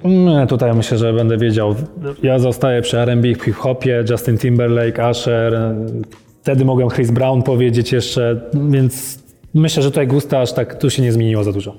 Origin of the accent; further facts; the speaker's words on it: Leszno, Masovian Voivodeship, Poland; moved away; also born or lived in Warsaw / Poznań; urodziłem się w Warszawie, ale wychowałem się w Lesznie, Leszno pod Warszawą